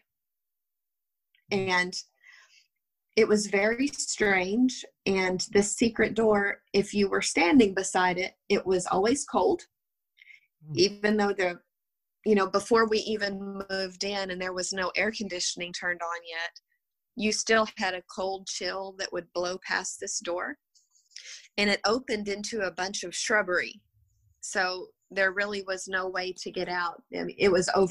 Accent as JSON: {"language": "English", "region": "West Texas", "country": "United States", "also_born_or_lived": "Italy", "said": "We don't speak French. We're from West Texas."}